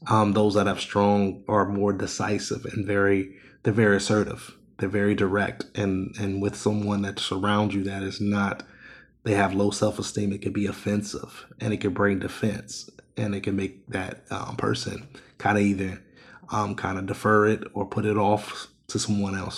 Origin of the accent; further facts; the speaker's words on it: Ohio, United States; I'm born and raised in Ohio